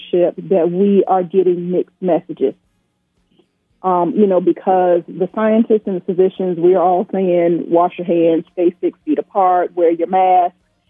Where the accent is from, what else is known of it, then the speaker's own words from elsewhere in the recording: Virginia, United States; moved away as an adult; now in Georgia, United States; I'm originally from Virginia.